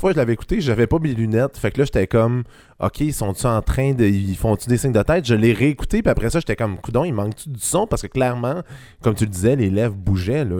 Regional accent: Quebec, Canada; je viens du Saguenay-Lac-Saint-Jean

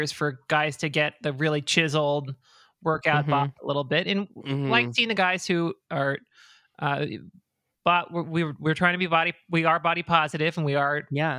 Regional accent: United States; I'm an American.

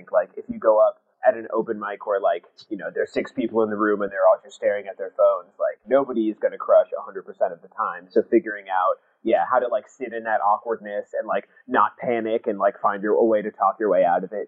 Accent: Lincoln, Nebraska, United States; moved away as an adult; now in New York, United States; I grew up in Nebraska

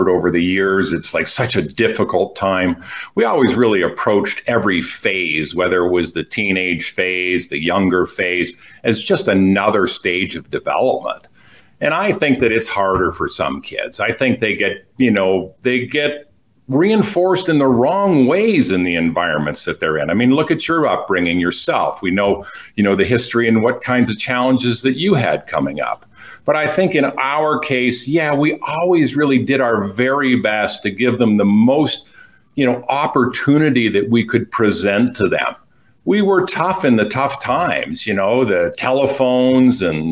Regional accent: Quebec, Canada; first language English; I grew up in the Belle Province de Quebec

